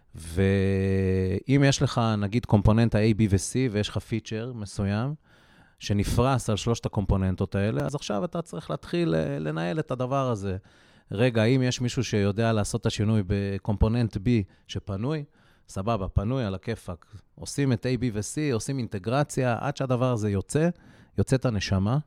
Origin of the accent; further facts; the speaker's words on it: Haifa, Haifa District, Israel; moved away; אני חיפאי במקור